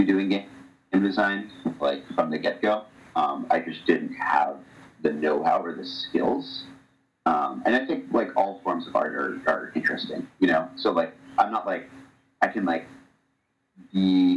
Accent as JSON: {"language": "English", "town": "Medfield", "region": "Massachusetts", "country": "United States", "tie": "born or raised there", "said": "I grew up in the Boston area, a little town called Medfield"}